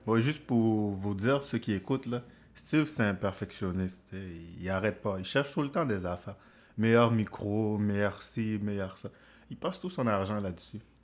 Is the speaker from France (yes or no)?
no; Haiti; moved away; je suis haïtien, je viens des Caraïbes